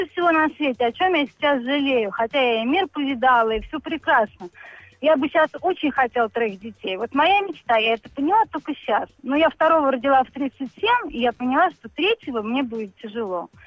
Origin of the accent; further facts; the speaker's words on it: Moscow, Russia; also born or lived in Saint Petersburg; я из Москвы. О, я родилась в Петербурге, но живу и работаю в Москве.